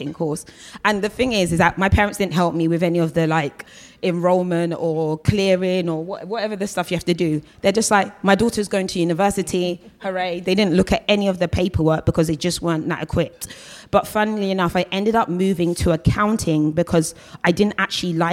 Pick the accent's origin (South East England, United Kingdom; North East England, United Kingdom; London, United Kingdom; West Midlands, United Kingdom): London, United Kingdom; I always call myself like a South London girl for life. So I was born in Battersea, you know, I've lived in Battersea, lived in Brixton, lived in Streatham, and really I've always been south of the river.